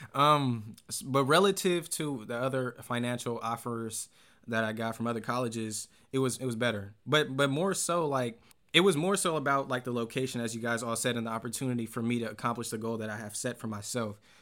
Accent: American Canyon, California, United States; I grew up pretty much in the Bay Area. I went to school in American Canyon

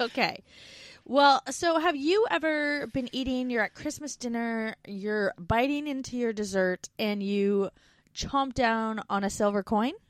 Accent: Canada; moved away as an adult; We're two Canadian expats now living in Australia

